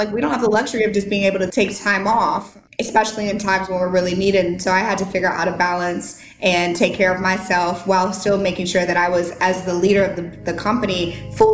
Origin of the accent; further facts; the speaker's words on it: St. Louis, Missouri, United States; moved away as an adult; now in Nashville, United States; I lived in St. Louis my whole life. I went to college in St. Louis.